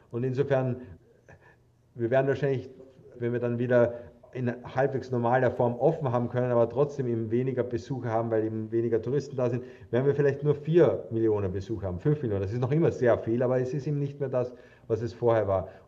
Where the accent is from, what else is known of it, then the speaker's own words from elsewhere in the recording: Austria; also ich habe es zumindest gesehen als stolzer Österreicher